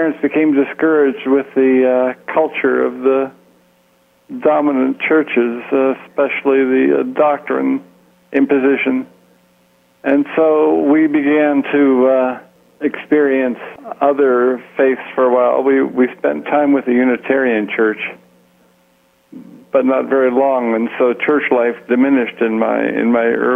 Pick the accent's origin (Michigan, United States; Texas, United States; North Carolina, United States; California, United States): California, United States; San Francisco; moved away as an adult; also born or lived in Portland, Oregon / South Carolina / Toronto, Canada / Shawnigan Lake, British Columbia; now in McMinnville, United States; I grew up in San Francisco, California